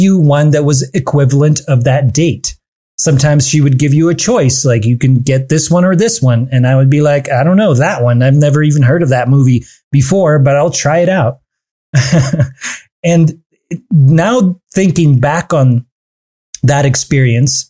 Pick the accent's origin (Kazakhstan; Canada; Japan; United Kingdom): Kazakhstan; Almaty; moved away; growing up back in my hometown of Almaty in the country Kazakhstan